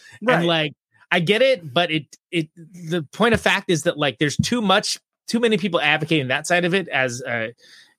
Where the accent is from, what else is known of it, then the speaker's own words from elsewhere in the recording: Modesto, California, United States; I was born in Modesto, California, the Central Valley